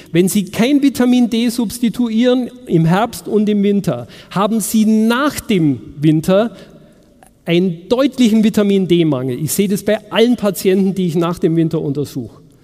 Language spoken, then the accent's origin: German; Munich, Bavaria, Germany; in München, wo ich herkomme